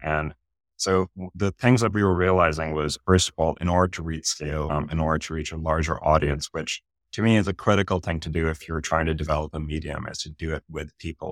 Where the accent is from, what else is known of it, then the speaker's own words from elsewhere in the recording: Pakistan; moved away as an adult; now in United States; I grew up in Pakistan